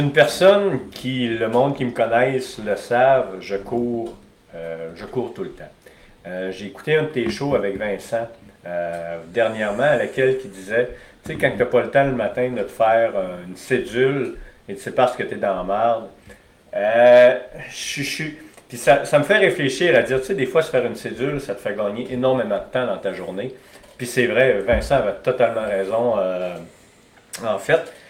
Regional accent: Alma, Quebec, Canada; j'ai grandi à Alma

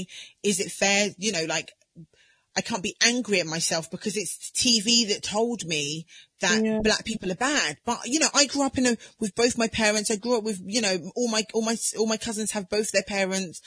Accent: Southampton, South East England, United Kingdom; I grew up in Southampton

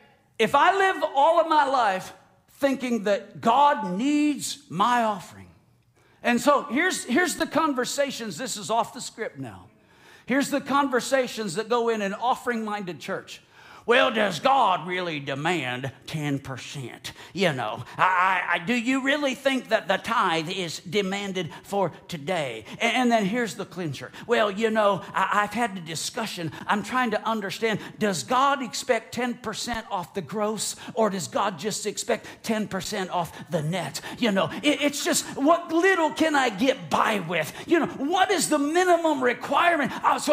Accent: United States; Even though I'm an American and now I'm a Floridian, and even though last week I did put the Florida cracker sticker on the back of my F-150.

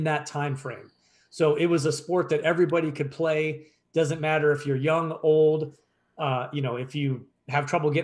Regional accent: Pennsylvania, United States; moved away; my hometown back in Pennsylvania

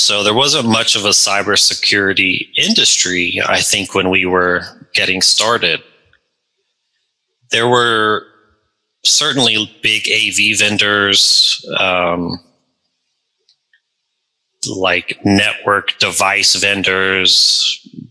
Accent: Fort Worth, Texas, United States; we grew up in the Fort Worth, Texas area as young hackers in the 90s

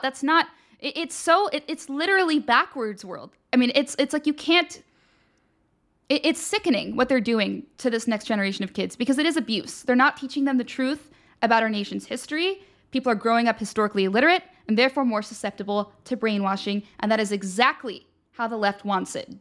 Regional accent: Pennsylvania, United States; I'm from Pennsylvania

